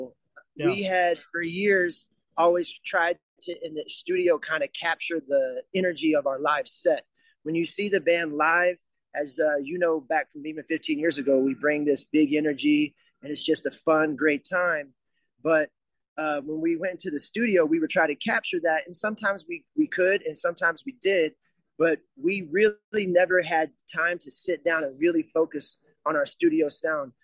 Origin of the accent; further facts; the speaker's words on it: Chicago, Illinois, United States; We're from Chicago